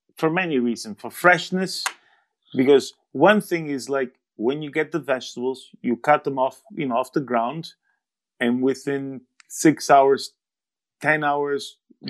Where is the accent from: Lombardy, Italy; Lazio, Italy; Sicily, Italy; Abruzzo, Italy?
Abruzzo, Italy; Vasto; Vasto, which is also my hometown.